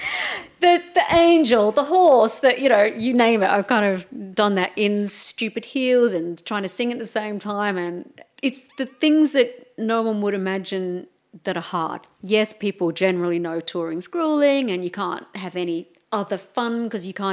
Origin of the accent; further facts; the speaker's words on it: Melbourne, Victoria, Australia; moved away as an adult; now in United Kingdom; I'm from Melbourne